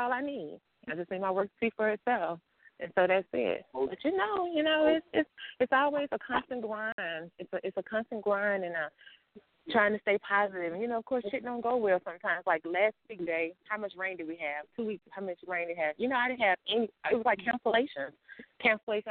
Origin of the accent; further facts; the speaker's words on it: Louisiana, United States; I am from Louisiana